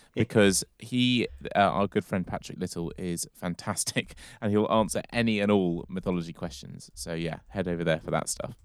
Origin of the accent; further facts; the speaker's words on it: London, United Kingdom; I'm from London